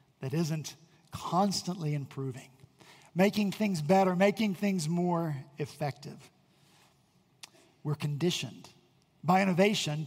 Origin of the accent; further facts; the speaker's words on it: West Virginia, United States; now in Charleston, United States; I'm from West Virginia